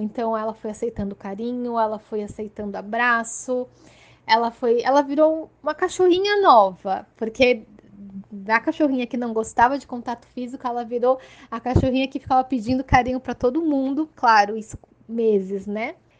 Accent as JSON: {"language": "Portuguese", "town": "Santos", "region": "São Paulo", "country": "Brazil", "said": "sou de Santos, litoral de São Paulo"}